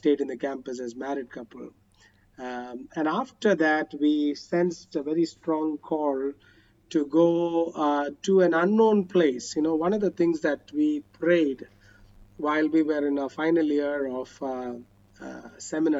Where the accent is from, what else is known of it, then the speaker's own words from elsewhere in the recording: Chennai, Tamil Nadu, India; moved away as an adult; also born or lived in Kerala; now in Karnataka, India; I grew up in Chennai